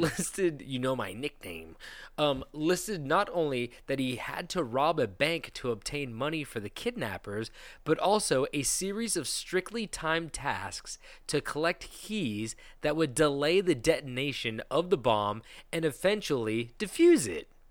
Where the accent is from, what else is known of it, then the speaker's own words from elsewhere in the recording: United States; Americans are fat. We're all fat